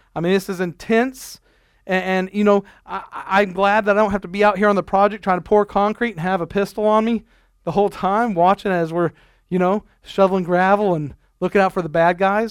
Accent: Nebraska, United States; moved away; when I grew up in Nebraska, we had family camp

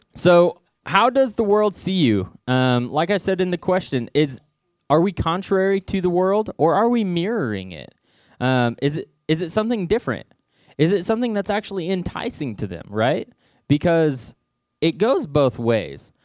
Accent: Southwest Missouri, United States; I'm originally from Southwest Missouri, little town called Knoll, forty-five minutes from here.

